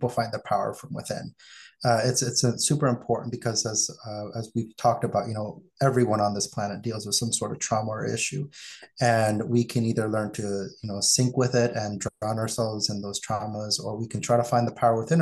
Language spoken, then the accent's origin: English; San Diego, California, United States; now in Vancouver, Canada; I grew up in San Diego, California. I now live in Vancouver, Canada